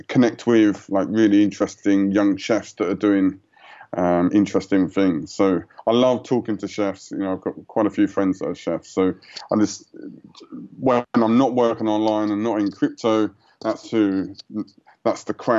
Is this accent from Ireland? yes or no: no; United Kingdom; moved away as an adult; I grew up just outside of London, and it was grey, you know, 9 months of the year.